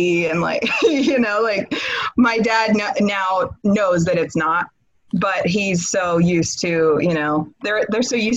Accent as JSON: {"language": "English", "region": "Washington", "country": "United States", "said": "I'm originally from Washington State."}